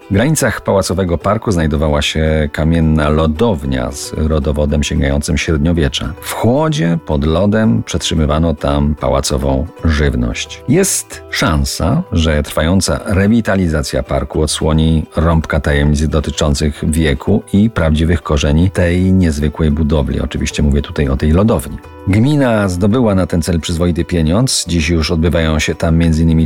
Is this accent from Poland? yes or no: yes; Kozy, Silesian Voivodeship, Poland; o mojej wsi rodzinnej, o wsi Kozy u stóp Beskidu Małego kilka kilometrów za Bielsko-Białą